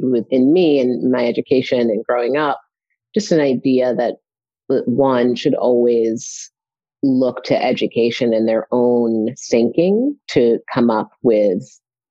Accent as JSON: {"language": "English", "town": "New London", "region": "Connecticut", "country": "United States", "tie": "born or raised there", "also_born_or_lived": "Norwich, Connecticut / New York City", "moved": "as an adult", "said": "raised in New London, Connecticut."}